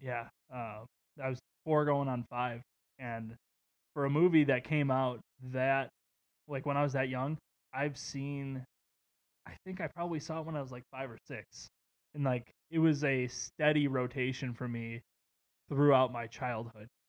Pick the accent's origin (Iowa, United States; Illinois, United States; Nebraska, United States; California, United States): Illinois, United States; Waukegan; where I grew up in Waukegan.